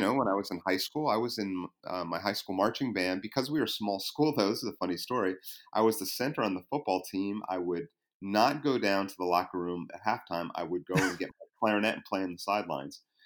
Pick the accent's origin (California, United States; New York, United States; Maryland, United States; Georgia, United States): New York, United States; came back to my home state, New York